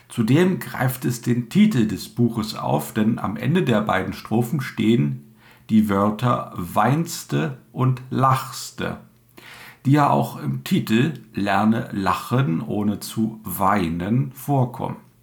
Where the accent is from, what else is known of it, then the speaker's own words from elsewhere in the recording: Dessau, Saxony-Anhalt, Germany; accent: Dessau dialect, similar to Berlinerisch; den Regiolekt meiner Heimat einigermaßen. Ich komme aus Dessau